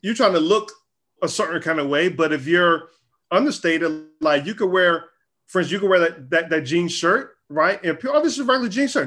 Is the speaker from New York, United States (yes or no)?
no; Charlotte, North Carolina, United States; I grew up in North Carolina, Charlotte, North Carolina